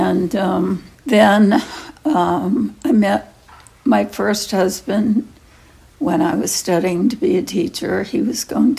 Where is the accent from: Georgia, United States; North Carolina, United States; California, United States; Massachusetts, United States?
Massachusetts, United States; Boston; also born or lived in Lynn, Massachusetts; I grew up in Boston